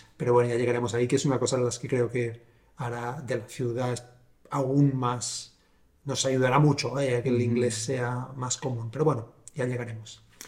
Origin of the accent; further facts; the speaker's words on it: Sabadell, Catalonia, Spain; yo soy de Sabadell